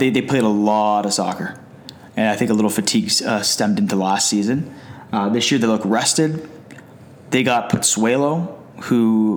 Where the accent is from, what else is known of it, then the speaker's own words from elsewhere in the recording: Canada; now in Hamilton, Canada; as Canadian soccer fans